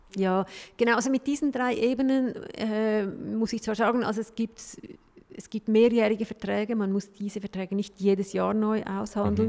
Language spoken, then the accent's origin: German; Switzerland; bei uns in der Schweiz